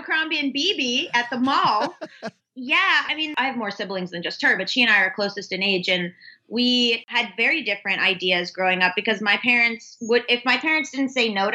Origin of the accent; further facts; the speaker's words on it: South Florida, United States; also born or lived in Georgia; I grew up in South Florida. But I was like split time a lot between Florida and Georgia